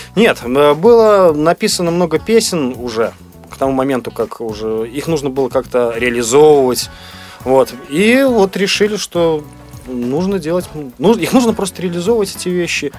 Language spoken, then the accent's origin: Russian; Belarus; мы из Беларуси